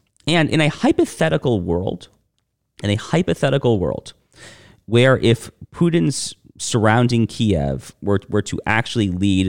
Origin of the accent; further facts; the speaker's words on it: United States; as an American